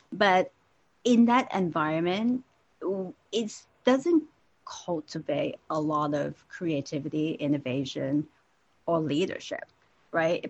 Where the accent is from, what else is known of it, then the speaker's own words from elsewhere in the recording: Hong Kong; I was born and raised in Hong Kong